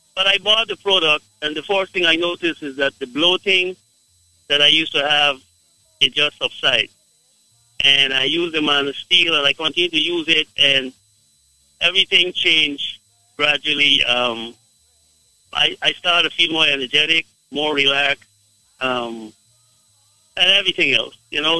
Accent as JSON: {"language": "English", "country": "Guyana", "said": "I am from Guyana"}